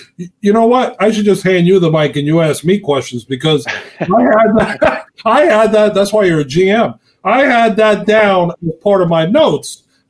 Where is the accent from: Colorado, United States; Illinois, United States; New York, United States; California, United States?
New York, United States; New York City; also born or lived in New Hyde Park, New York; my mom was from the Dominican Republic. So for us, we grew up in Queens until I was a fifth grader. Then we moved from Queens to New Hyde Park, and we were like the only Hispanics.